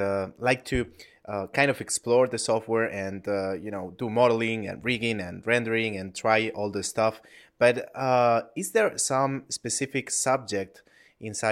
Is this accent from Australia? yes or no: no; Spain; I'm from Spain and here we don't have Papa John's.